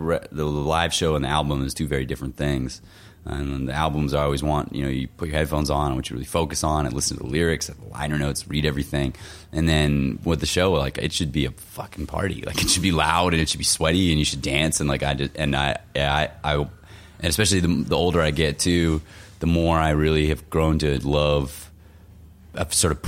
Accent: Florida, United States; now in Minneapolis, United States; growing up in Florida

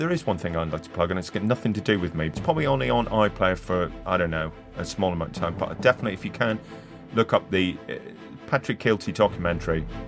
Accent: Northern Ireland, United Kingdom; Even in my hometown

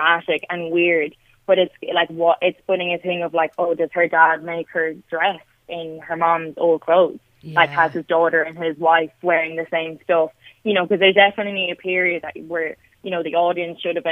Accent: Limerick, Munster, Ireland; I'm from Limerick

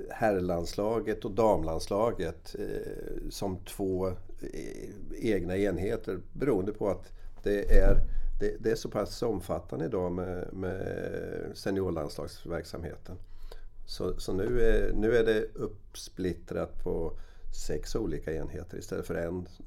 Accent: Rimforsa, Östergötland, Sweden; Varför ska jag spela i ett B-lag när jag kan spela hemma i Rimforsa?

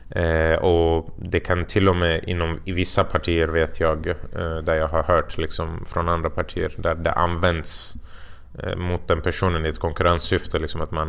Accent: Falun, Dalarna County, Sweden; när jag är hemma i Falun så känns det som att jag knappt har gjort någonting för att det finns ett annat lugn där.

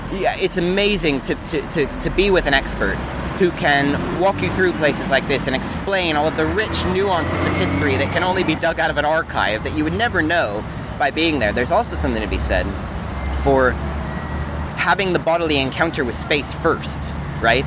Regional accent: Los Angeles, California, United States; moved away as an adult; also born or lived in Australia / Hawaii; now in London, United Kingdom; I'm originally from Los Angeles. I left about 8 years ago, I think.

